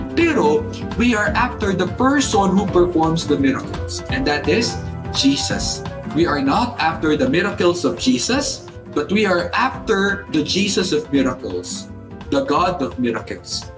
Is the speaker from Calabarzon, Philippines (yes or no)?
no; Central Luzon, Philippines; kapampangan po ako